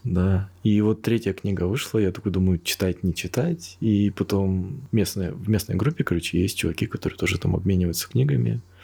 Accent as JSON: {"language": "Russian", "town": "Krasnoyarsk", "region": "Krasnoyarsk Krai", "country": "Russia", "said": "я сам из Красноярска"}